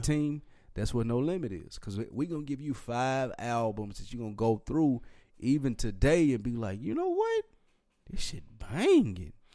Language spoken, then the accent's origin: English; Nashville, Tennessee, United States; I'm from Nashville, Tennessee, and I grew up on …